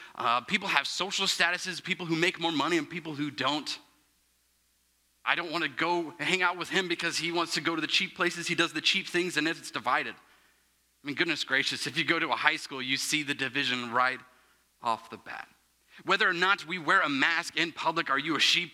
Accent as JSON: {"language": "English", "area": "Plainfield, Avon", "region": "Indiana", "country": "United States", "said": "I'm from Plainfield, Avon, Indiana"}